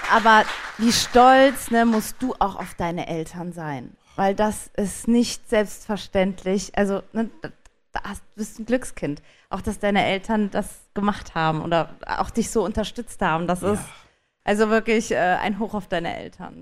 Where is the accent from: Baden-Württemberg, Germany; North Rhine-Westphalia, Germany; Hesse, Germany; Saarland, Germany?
Saarland, Germany; ich bin aus dem Saarland